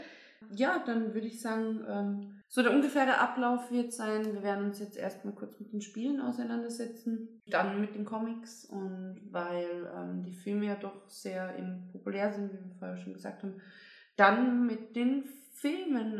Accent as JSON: {"language": "German", "region": "Bavaria", "country": "Germany", "tie": "born or raised there", "moved": "yes", "lives_now": "Austria", "said": "ich komme zwar aus Bayern"}